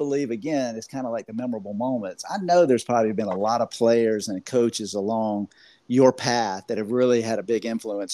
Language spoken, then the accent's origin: English; Florida, United States; I'm from Florida